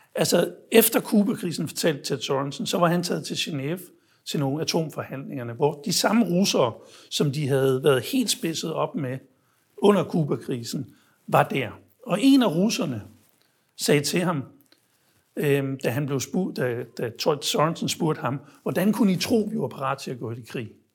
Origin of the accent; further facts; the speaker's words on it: Denmark; jeg var fra Danmark